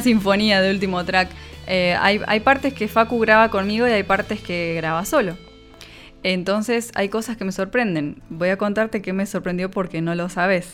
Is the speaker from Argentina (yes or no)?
yes; Argentina; somos argentinos